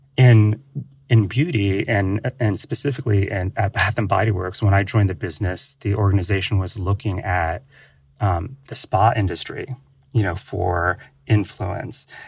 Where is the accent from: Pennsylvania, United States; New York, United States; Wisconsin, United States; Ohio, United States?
Ohio, United States; I was born and raised in Ohio